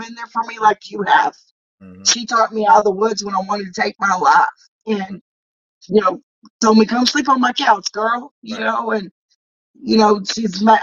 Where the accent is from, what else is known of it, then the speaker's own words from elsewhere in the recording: the South, United States; also born or lived in California; I'm from the South.